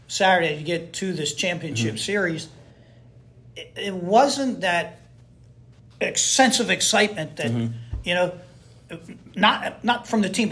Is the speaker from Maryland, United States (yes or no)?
yes; Maryland, United States; moved away; growing up in Maryland